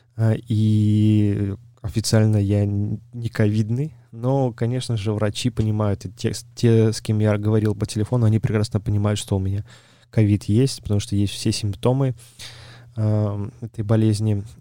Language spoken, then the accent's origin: Russian; Belarus; я сам из Беларуси